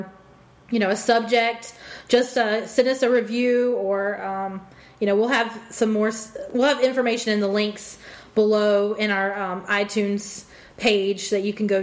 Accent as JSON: {"language": "English", "region": "the Carolinas", "country": "United States", "said": "we are two girls from the Carolinas"}